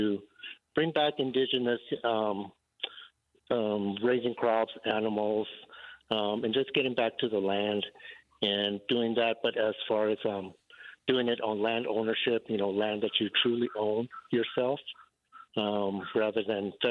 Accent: United States; now in Colorado, United States; I'm from the New Mexico, Arizona tribes of the Zuni and Hopi and Tewa

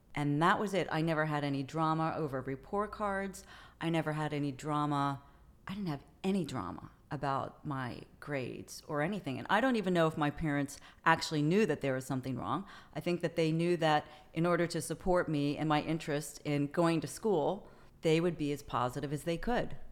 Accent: Prince George's County, Maryland, United States; also born or lived in Colorado Springs, Colorado / Towson, Maryland / Paris, France; I moved to, uh, Southern Maryland, Southern Prince George's County, when I was in elementary school. And, uh, went to middle school, high school, and, uh, Prince George's County, Maryland

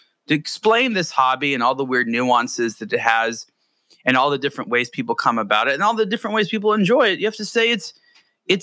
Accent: Southern California, United States; I growing up in Southern California

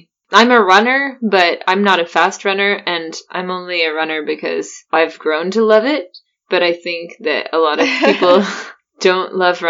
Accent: Cologne, North Rhine-Westphalia, Germany; Weil ich ein Kölner bin, like, is because I'm from Cologne, I'm a Cologner, and people really, really love Cologne.

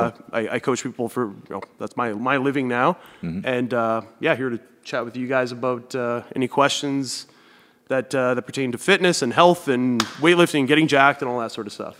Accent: Thunder Bay, Ontario, Canada; also born or lived in Kitchener / London, Ontario; now in Hamilton, Canada; I lived in Northern Ontario. That's where I grew up in Thunder Bay.

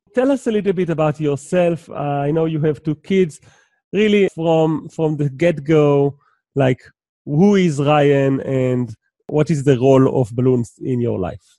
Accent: Israel; I'm from Israel

